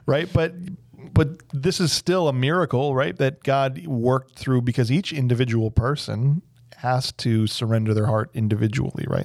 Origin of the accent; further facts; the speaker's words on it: Illinois, United States; moved away; I'm from Illinois